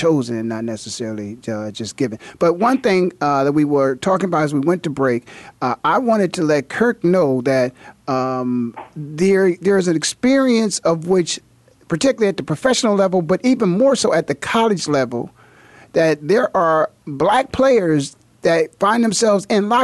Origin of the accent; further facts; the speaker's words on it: Canton, Ohio, United States; there were four schools in my hometown, Canton, Ohio